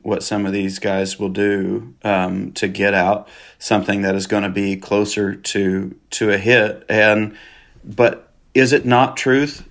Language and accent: English; Kansas, United States; moved away as an adult; now in Arkansas, United States; I was born and raised in Kansas